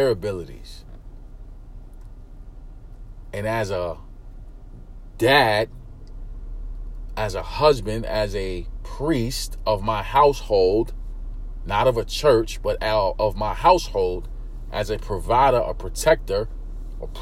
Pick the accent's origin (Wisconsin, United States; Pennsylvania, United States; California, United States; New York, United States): New York, United States; New York City; born or raised there